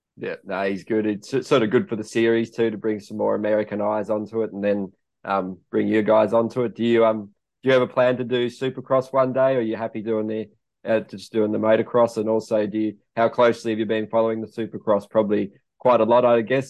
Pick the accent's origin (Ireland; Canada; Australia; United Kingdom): Australia; me being Australian